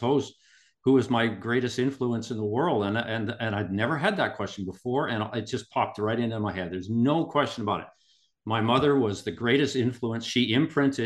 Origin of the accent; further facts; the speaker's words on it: Kimberley, British Columbia, Canada; now in Vancouver, Canada; I was born and raised in Kimberley, British Columbia, Canada